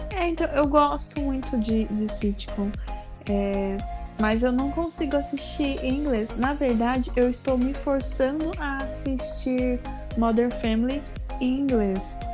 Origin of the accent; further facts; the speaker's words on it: Brazil; eu sou brasileira.